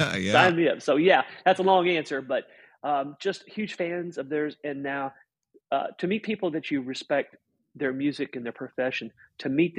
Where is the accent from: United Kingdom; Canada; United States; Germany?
United States; Southern Indiana; now in Stow, Ohio, United States; I was raised in Southern Indiana